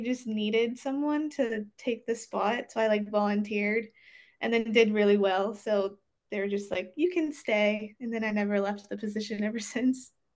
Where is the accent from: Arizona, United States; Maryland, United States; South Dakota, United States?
Maryland, United States; growing up in Maryland, I guess like it was kind of a thing where you just like had to play lacrosse.